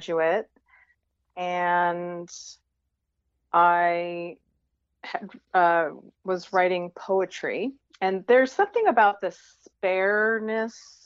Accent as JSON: {"language": "English", "area": "Westchester County", "region": "New York", "country": "United States", "tie": "born or raised there", "said": "I grew up in Westchester County outside of Manhattan"}